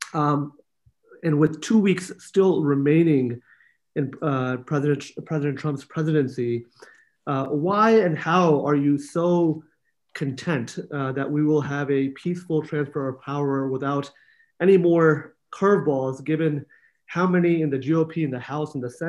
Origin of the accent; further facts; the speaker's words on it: Pakistan; now in United States; I'm a Pakistani-born American immigrant who ran away from Pakistan